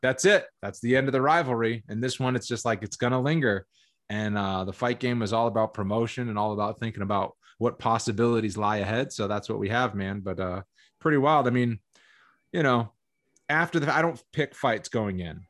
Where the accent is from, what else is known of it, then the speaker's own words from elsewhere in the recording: Massachusetts, United States; also born or lived in Boston / Pittsburgh; I was born in Boston, then we lived in Pittsburgh, from, like, when I was, like, one until six, and then we moved back to Massachusetts, and then I grew up